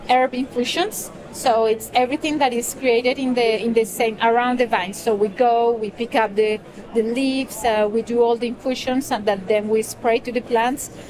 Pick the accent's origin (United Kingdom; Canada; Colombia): Colombia; now in France; I live in France. Uh, my family is in France. My children are in France. Uh, but I come from Colombia originally.